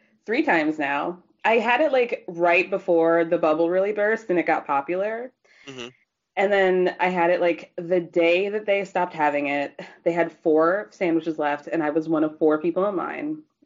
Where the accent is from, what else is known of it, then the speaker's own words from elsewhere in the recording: Georgia, United States; I'm from Georgia.